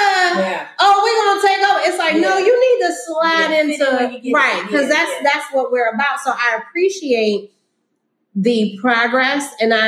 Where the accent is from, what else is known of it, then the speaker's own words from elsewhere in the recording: Washington, District of Columbia, United States; now in Philadelphia, United States; I grew up in Washington, D.C.